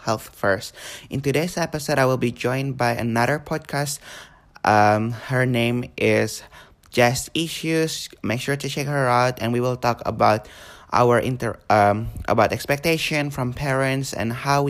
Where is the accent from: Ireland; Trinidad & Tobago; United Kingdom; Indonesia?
Indonesia; now in Australia; I was born there, and I moved.